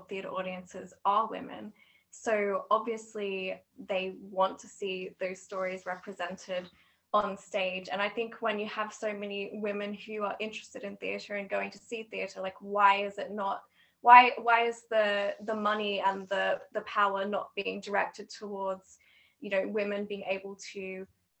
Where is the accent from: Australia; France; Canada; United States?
Australia; moved away as an adult; now in Edinburgh, United Kingdom; I'm originally from Australia, but I'm also living in Edinburgh at the minute